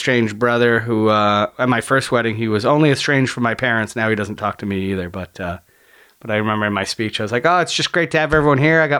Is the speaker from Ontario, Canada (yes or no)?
yes; St. Catharines, Ontario, Canada; I grew up in a border town.